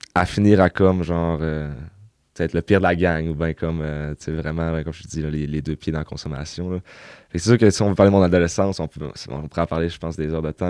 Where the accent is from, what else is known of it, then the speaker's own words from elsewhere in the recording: Chicoutimi, Quebec, Canada; Je viens du Saguenay, Chicoutimi. j'ai grandi là, j'ai été élevé là toute ma vie aussi